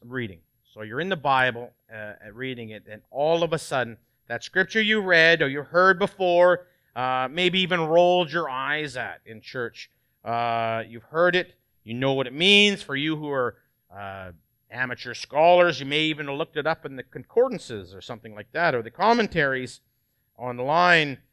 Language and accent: English; Canada; moved away; I'm, I'm Canadian originally